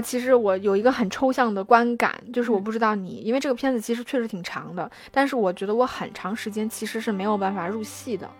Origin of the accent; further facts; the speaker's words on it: China; 我们中国人可能会觉得非常地细腻